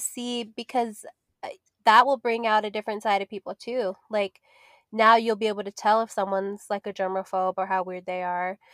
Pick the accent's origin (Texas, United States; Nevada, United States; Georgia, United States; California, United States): Nevada, United States; Las Vegas; I grew up in Vegas, so we used to have mansion parties